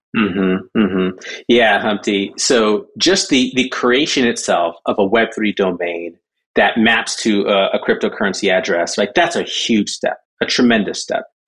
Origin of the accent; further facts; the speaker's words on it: Southern California, United States; also born or lived in Jamaica / Michigan; from Jamaica, we moved to Michigan, Michigan to Southern California. That's kind of where, uh, where I, where I grew up